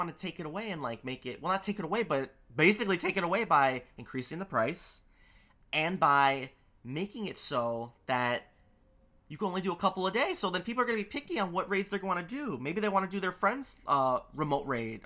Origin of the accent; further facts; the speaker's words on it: New York City, New York, United States; I live in Queens. I'm a New Yorker